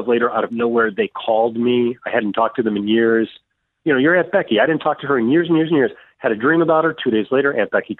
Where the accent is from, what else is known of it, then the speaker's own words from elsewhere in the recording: Oak Forest, Illinois, United States; I grew up in Oak Forest